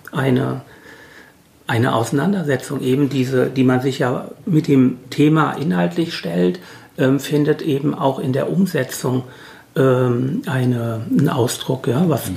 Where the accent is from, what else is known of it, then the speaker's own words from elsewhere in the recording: Hesse, Germany; moved away as an adult; now in Halle, Germany; ich bin ja eben aus Hesse